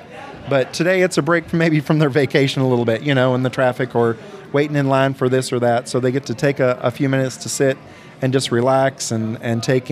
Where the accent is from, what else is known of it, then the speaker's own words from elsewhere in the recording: Shenandoah Valley, Virginia, United States; now in Sevier County, Tennessee, United States; where I grew up in Virginia, in the Shenandoah Valley in Virginia